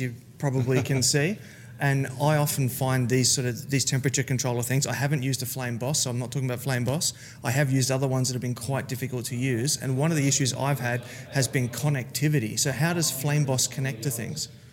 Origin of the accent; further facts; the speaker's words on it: Gold Coast, Queensland, Australia; I'm from the Gold Coast of Australia